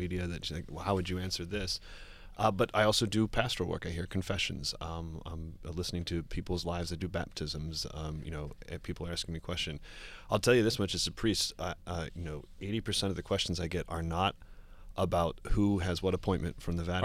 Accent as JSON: {"language": "English", "town": "Cincinnati", "region": "Ohio", "country": "United States", "tie": "born or raised there", "moved": "as an adult", "lives_now": "New York, United States", "said": "I grew up in, uh, Cincinnati, Ohio"}